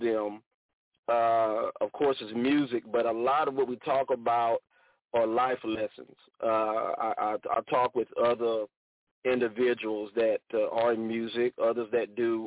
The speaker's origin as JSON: {"language": "English", "region": "Southeast Georgia", "country": "United States", "moved": "yes", "lives_now": "Houston, United States", "said": "I'm originally from Southeast Georgia"}